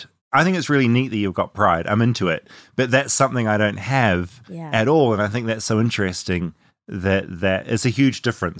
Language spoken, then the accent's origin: English; New Zealand; moved away; I grew up in New Zealand